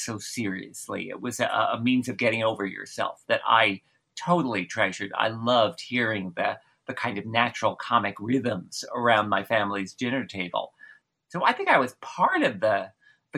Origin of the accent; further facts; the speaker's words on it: New Jersey, United States; I grew up in New Jersey